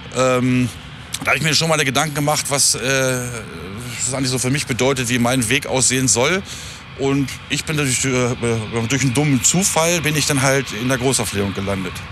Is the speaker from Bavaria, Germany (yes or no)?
no; near Hameln, Lower Saxony, Germany; ich äh, komme aus der Nähe von Hameln.